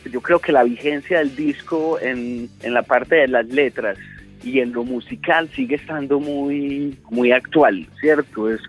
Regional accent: Medellín, Antioquia, Colombia; born there; Por lo menos los que nacimos en Medellín tenemos una historia con alguna canción de ….

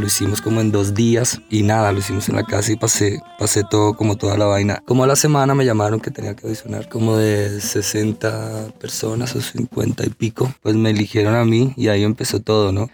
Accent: Riohacha, La Guajira, Colombia; now in Bogotá, Colombia; vengo de ribacha de La Guajira. Llegué aquí en el 92, en el año 92, llevo un buen tiempo en Bogotá.

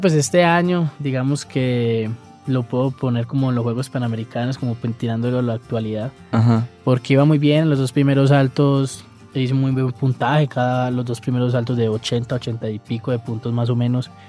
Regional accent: Colombia

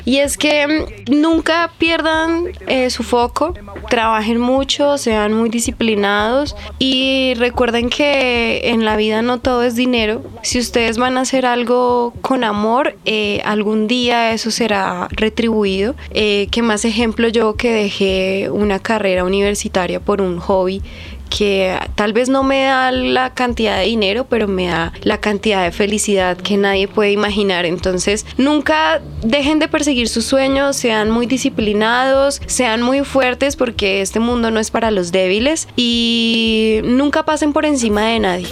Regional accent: Bogotá, Colombia; Yo me crié en Ciudad Bolívar, soy Z19 Represent.

